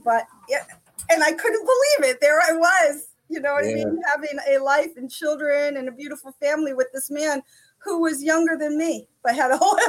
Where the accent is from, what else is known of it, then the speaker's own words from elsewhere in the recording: Italy; moved away as an adult; now in United States; I came here. I was born and raised in Italy. My father was in the service. We retired in New Jersey when I was 18 years old.